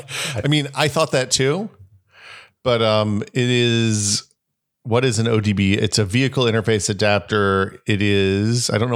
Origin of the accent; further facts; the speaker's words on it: Hickory Tree, Tennessee, United States; born there; Well, my parents bought this place before I was born in Hickory Tree because they were realtors then